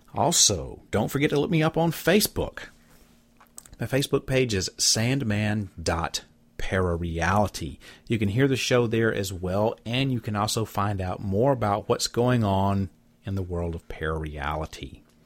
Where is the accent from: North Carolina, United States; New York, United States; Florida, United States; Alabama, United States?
Alabama, United States; Southeast; moved away; my hometown in Alabama. That's where I'm from, Southeast Alabama.